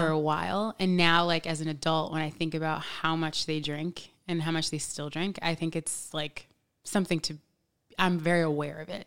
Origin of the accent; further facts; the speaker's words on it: New York, United States; I'm from New York. I was born here